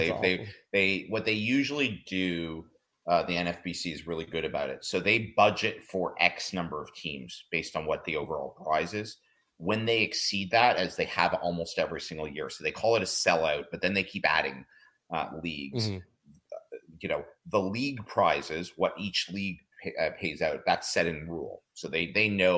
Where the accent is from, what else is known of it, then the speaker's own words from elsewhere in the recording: Canada; we're Canadian